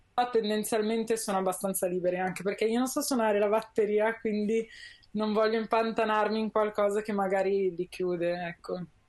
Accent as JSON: {"language": "Italian", "town": "Milan", "region": "Lombardy", "country": "Italy", "tie": "born or raised there", "said": "io sono nata a Milano, sono cresciuta a Milano"}